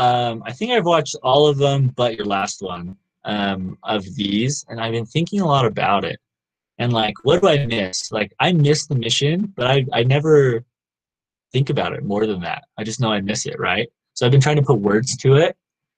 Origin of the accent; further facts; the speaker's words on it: the South, United States; now in Provo, United States; I grew up in the South, obviously, and like people talk to each other a lot more there. But here in Utah